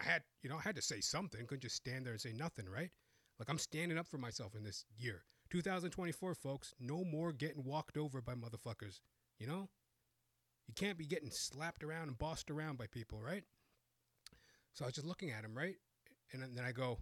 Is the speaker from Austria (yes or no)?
no; Canada; born and raised in Canada